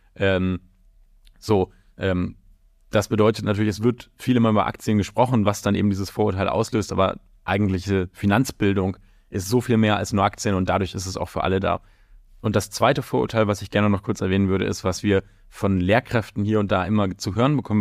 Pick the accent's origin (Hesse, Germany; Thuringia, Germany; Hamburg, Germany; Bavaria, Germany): Hamburg, Germany; moved away as an adult; now in London, United Kingdom; ich komme ganz ursprünglich aus Hamburg, der objektiv schönsten Stadt der Welt